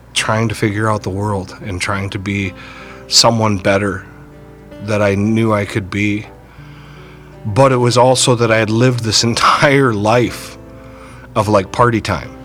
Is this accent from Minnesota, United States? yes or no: yes; Burnsville, Minnesota, United States; I grew up in Burnsville